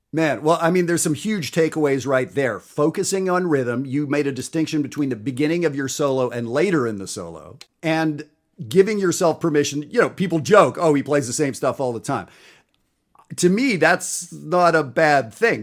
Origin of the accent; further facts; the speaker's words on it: Canada; I'm Canadian